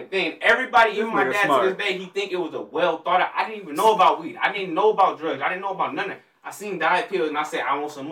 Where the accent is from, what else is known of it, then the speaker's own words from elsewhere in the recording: Long Beach, California, United States; also born or lived in Oakland, California; Born in Oakland, raised in Long Beach